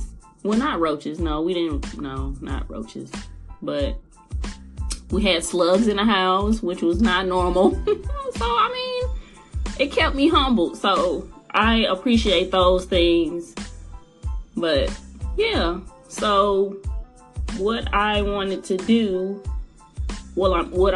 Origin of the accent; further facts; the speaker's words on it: East St. Louis, Illinois, United States; I am a native of East St. Louis